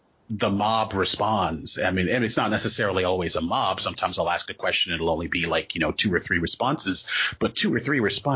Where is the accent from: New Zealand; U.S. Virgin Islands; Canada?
U.S. Virgin Islands; moved away as an adult; also born or lived in Maryland, United States; now in New England, United States; I am originally from the United States, Virgin Islands. Okay, I was born on St. Thomas. And so, yeah, when I moved there, I was born there, lived in Maryland for like 10 years, moved back for my teenage years, and then came up to New England for college.